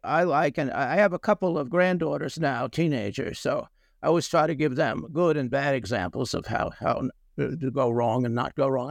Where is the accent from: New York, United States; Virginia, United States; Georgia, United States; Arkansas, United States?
New York, United States; New York City; us, the New Yorker